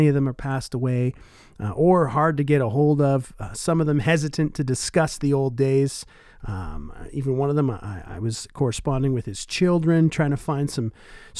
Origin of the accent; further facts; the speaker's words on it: Oshawa, Ontario, Canada; now in Winnipeg, Canada; my hometown of Oshawa, Ontario, when I was a teenager